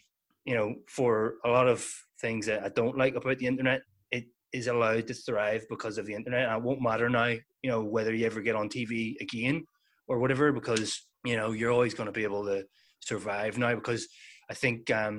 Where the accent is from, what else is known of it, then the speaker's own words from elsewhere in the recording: Northern Ireland, United Kingdom; we're from the North of Ireland